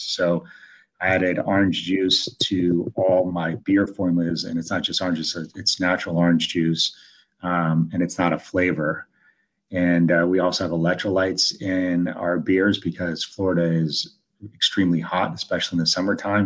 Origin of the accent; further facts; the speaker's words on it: Italy; now in United States; I was born in Italy, but I'm the, I'm in the United States